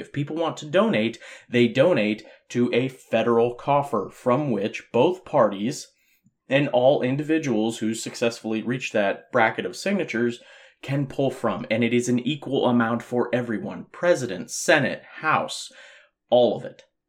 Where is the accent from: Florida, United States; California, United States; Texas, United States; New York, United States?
California, United States; Southern; growing up in Southern California